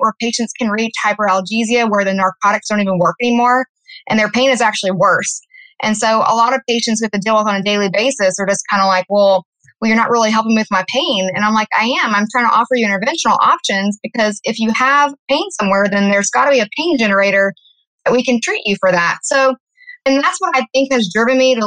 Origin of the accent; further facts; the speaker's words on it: Louisiana, United States; moved away as an adult; now in Austin, United States; I'm originally from Louisiana